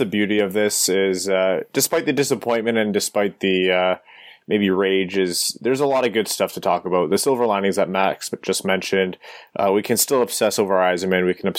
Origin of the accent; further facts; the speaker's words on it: Canada; I'm Canadian.